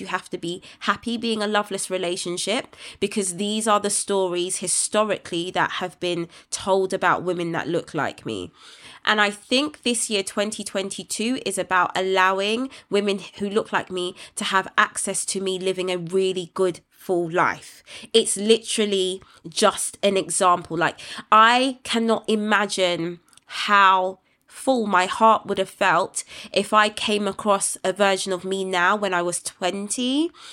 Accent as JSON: {"language": "English", "country": "United Kingdom", "tie": "born or raised there", "said": "my hometown"}